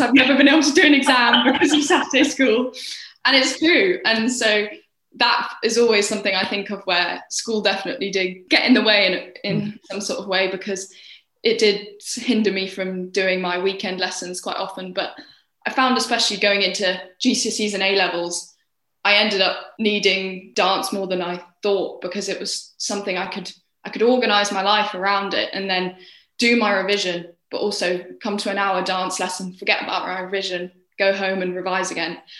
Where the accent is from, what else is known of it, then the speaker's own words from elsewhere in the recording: Cirencester, South West England, United Kingdom; also born or lived in London; I was born in London and stayed there until I was seven years old, and then we as a family, because my dad found a job here in Cirencester, we moved to Cirencester when I was seven